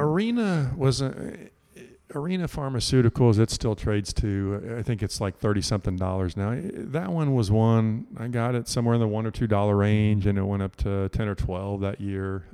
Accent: Houston, Texas, United States; growing up in Houston, a lot of pine trees

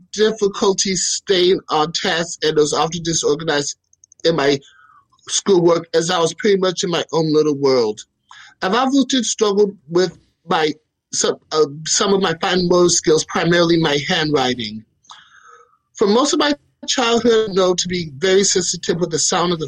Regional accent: Chicago, Illinois, United States; I was born and raised in Chicago.

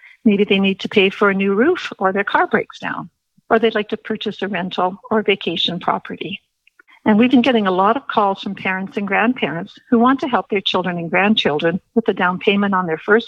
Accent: Winnipeg, Manitoba, Canada; moved away as an adult; now in Calgary, Canada; I am a former Winnipeg. I was born and raised in Manitoba and a graduate of the University of Manitoba

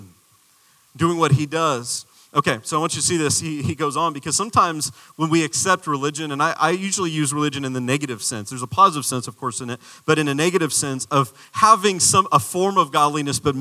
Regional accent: Arizona, United States; I'm from the desert. I'm a desert boy. I'm from Arizona.

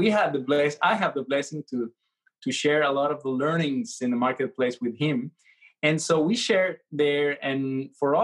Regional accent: Valencia, Carabobo, Venezuela; moved away as an adult; also born or lived in Mexico; now in Oklahoma City, United States; I'm a Venezuelan. I was born in Valencia and lived there for most of my life.

